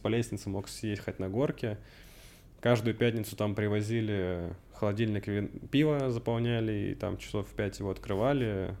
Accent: Russian Far East, Russia; moved away as an adult; also born or lived in Cherkessk, Karachay-Cherkessia, Russia / Canada; now in Moscow, Russia; переехал на Дальний Восток с родителями. Отца по работе перевели После этого я закончил школу там

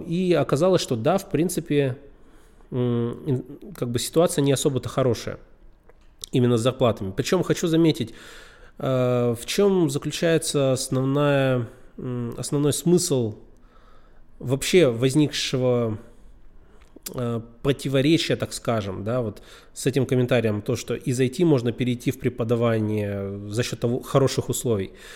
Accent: Yekaterinburg, Sverdlovsk Oblast, Russia; Я сам из Екатеринбурга

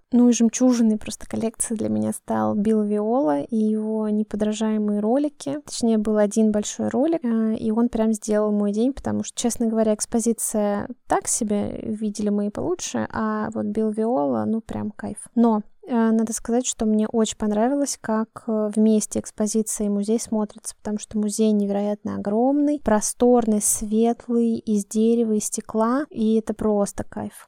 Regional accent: Russia

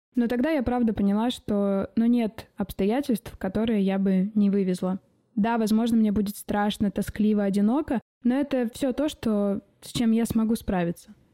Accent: Omsk, Omsk Oblast, Russia; moved away as an adult; now in Czech Republic; Я родилась и выросла в Омске

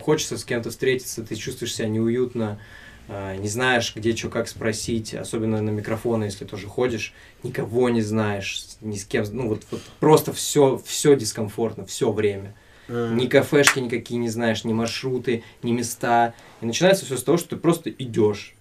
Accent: Siberia, Russia; moved away as an adult; also born or lived in Tomsk / Anzhero-Sudzhensk; now in Saint Petersburg, Russia; я из Сибири

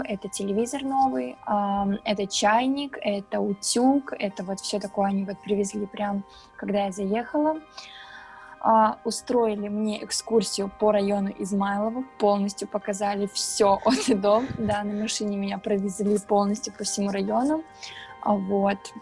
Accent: Pyatigorsk, Stavropol Krai, Russia; moved away as an adult; now in Moscow, Russia; я из Пятигорска

